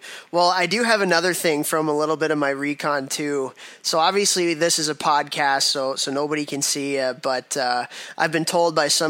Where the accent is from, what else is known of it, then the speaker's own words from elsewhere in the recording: Chicago, Illinois, United States; you grew up in Chicago, same town that I grew up in.